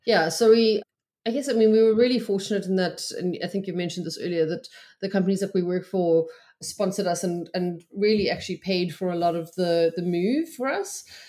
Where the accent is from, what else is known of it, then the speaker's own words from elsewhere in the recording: Cape Town, Western Cape, South Africa; moved away as an adult; also born or lived in Johannesburg; now in St Albans, United Kingdom; We're both originally from Cape Town, but we had moved to Johannesburg for my job, uh, in twenty sixteen